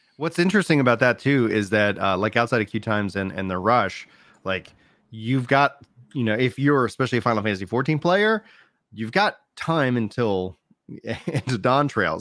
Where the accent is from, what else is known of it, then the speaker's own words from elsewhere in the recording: United States; I'm American